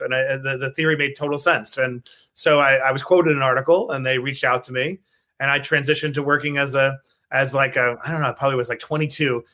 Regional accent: New York City, New York, United States; growing up in Queens

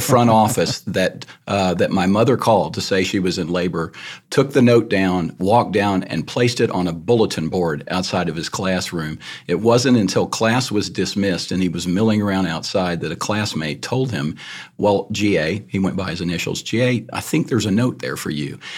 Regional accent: Iowa Park, Texas, United States; born or raised there; moved away as an adult; also born or lived in San Antonio, Texas / Austin, Texas

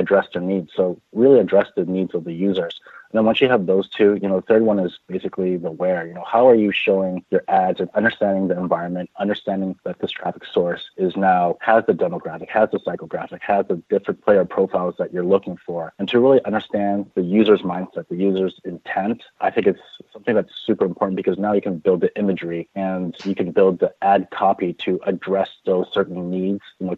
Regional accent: San Francisco, California, United States; Bay Area local, born and raised in San Francisco

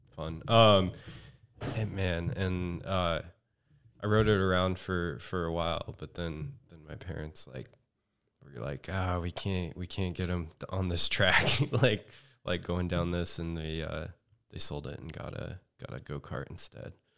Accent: Redding, California, United States; now in Los Angeles, United States; I'm from Northern California.

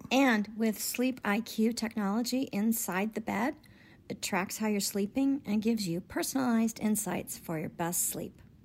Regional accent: Oklahoma City, Oklahoma, United States; also born or lived in Grosse Pointe, Michigan / Costa Mesa, California; now in Los Angeles, United States; Moved to Oklahoma City on my sixth birthday

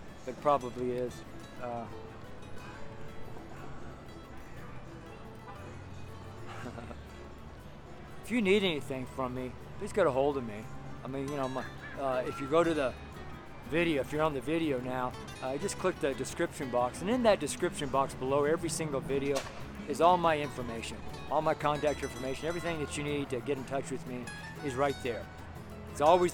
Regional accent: Nevada, United States; now in Denver, United States; I'm from Nevada

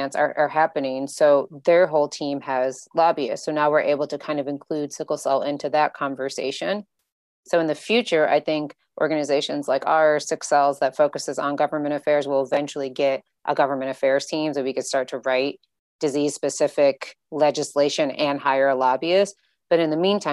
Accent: Illinois, United States; I'm from Illinois

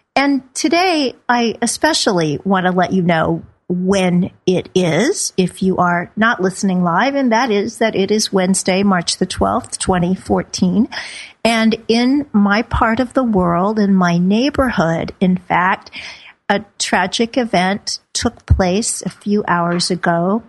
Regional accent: Midwest, United States; moved away; meatloaf, just like I grew up on back in the Midwest

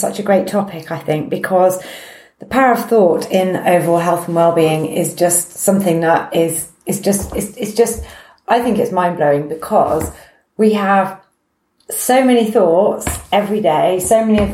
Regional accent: United Kingdom; we're very British

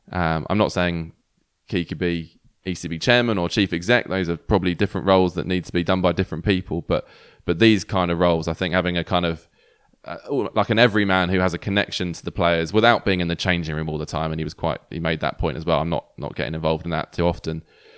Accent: Canterbury, South East England, United Kingdom; I grew up in Canterbury. It's a very small place. There's only so many places you can go out.

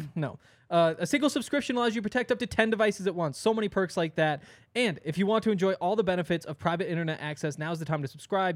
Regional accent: Montana, United States; now in Colorado, United States; I'm from Montana

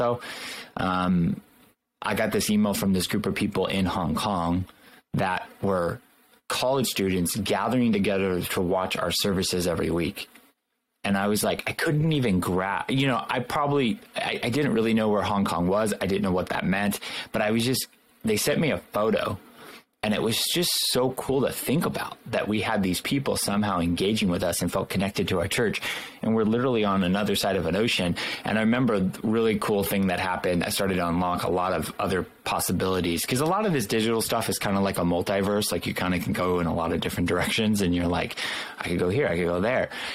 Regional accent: Southern California, United States; also born or lived in Los Angeles County / Orange County; born and raised in Southern California

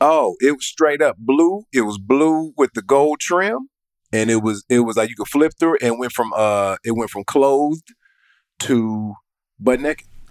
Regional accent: Atlanta, Georgia, United States; I'm from Atlanta, and that's just how we talk

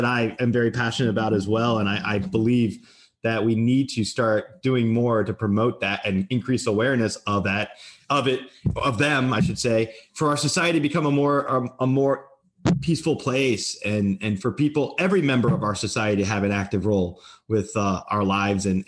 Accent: New Jersey, United States; moved away as an adult; now in Tampa, United States; I'm from New Jersey originally

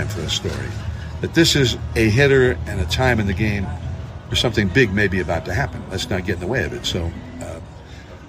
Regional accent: San Francisco, California, United States; growing up in San Francisco, we had Russ Hodges and Lon Simmons

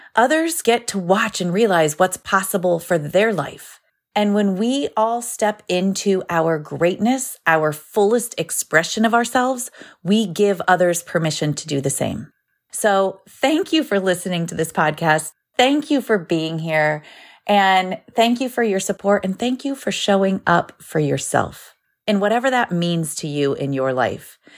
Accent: Ohio, United States; I grew up in Ohio, in the United States

